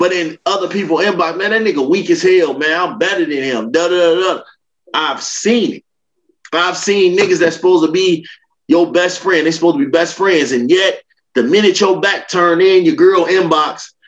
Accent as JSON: {"language": "English", "town": "Chicago", "region": "Illinois", "country": "United States", "said": "I'm from Chicago. It's very real. Like, Chicago people, they hate to see the next person come up."}